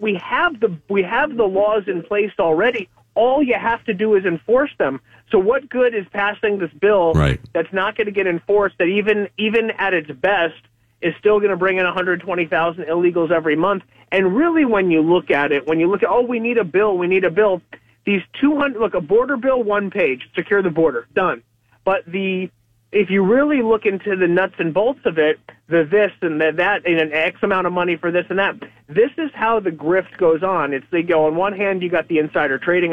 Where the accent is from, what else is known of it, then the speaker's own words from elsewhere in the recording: United States; as an American.